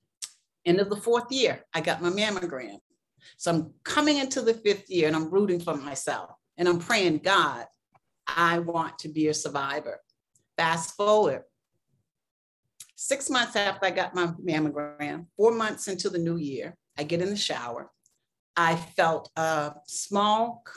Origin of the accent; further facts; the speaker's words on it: Boston, Massachusetts, United States; moved away as an adult; also born or lived in South Carolina; now in Chicago, United States; I'm from the East Coast. I grew up in Boston, although I was born in South Carolina.